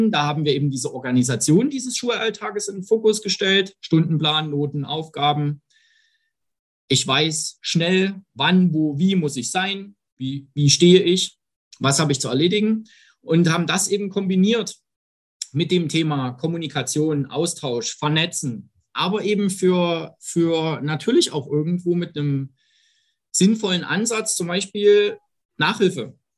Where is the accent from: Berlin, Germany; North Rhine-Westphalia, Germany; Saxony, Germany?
Saxony, Germany; Ähm, am Ende, klar, ich stamme aus dem, aus dem Herzen Sachsens, ähm, habe dort 2008 mein, mein Studium an der TU Dresden angefangen